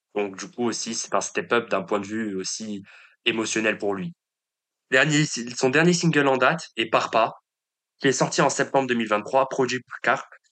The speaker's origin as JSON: {"language": "French", "town": "Paris", "region": "Île-de-France", "country": "France", "said": "En tant que Parisien"}